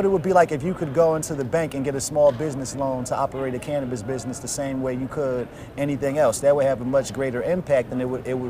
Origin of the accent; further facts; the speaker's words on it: Trenton, New Jersey, United States; my community where I grew up in Trenton, New Jersey.